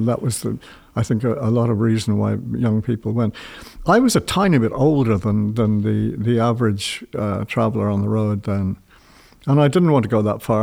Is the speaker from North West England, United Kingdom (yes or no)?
no; London, United Kingdom; moved away as an adult; also born or lived in Ireland; I was born in London